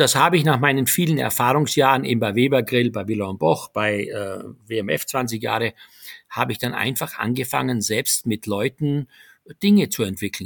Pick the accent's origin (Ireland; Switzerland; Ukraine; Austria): Austria; Styria; moved away as an adult; also born or lived in Graz; now in Germany; meine Heimat Steiermark, die ich sehr vermisse